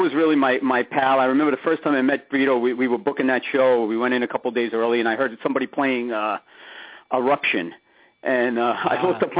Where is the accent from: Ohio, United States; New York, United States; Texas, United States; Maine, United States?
New York, United States; New York City; I was from Ridgewood, that's right.